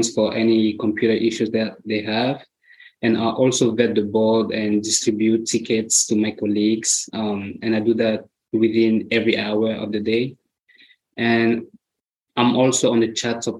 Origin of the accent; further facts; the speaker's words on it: Cameroon; moved away as an adult; now in United States; I'm from Cameroon. I've been in the US for 8 years now